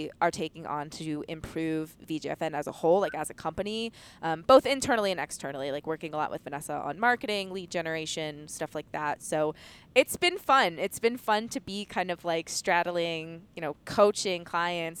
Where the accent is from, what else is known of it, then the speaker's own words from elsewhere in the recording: Pennsylvania, United States; moved away as an adult; also born or lived in Florida; I grew up in Pennsylvania